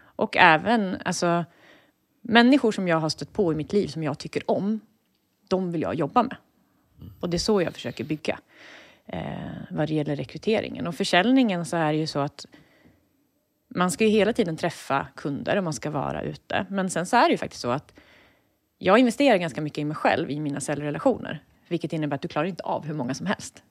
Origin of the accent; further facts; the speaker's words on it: Eskilstuna, Södermanland, Sweden; Jag kommer från Eskilstuna